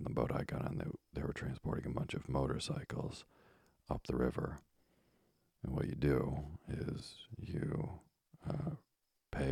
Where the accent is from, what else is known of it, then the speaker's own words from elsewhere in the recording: Vermont, United States; as a kid growing up in Vermont